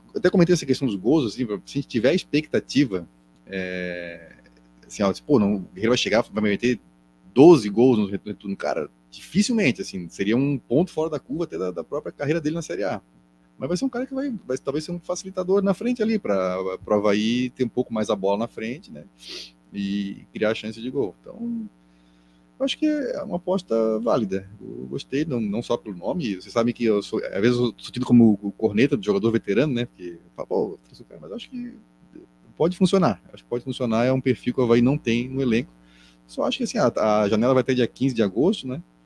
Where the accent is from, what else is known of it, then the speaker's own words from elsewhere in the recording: Florianópolis, Santa Catarina, Brazil; accent: manezinho; no nosso sotaque